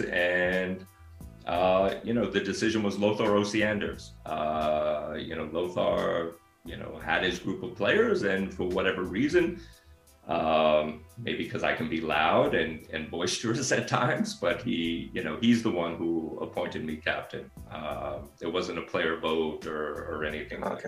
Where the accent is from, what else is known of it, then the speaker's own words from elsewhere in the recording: Northeast, United States; moved away as an adult; also born or lived in Japan; now in Los Angeles, United States; I grew up on the Northeast